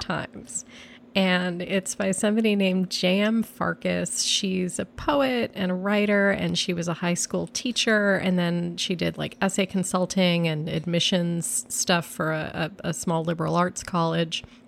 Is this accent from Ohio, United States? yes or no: no; New York, United States; I'm a New Yorker